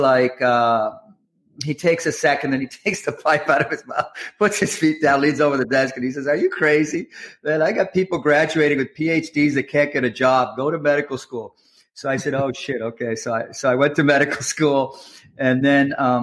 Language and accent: English; Nova Scotia, Canada; moved away as an adult; also born or lived in Halifax / Toronto; I'm from Canada. I grew up in Canada, and I grew up in Nova Scotia, which in a little town in Nova Scotia.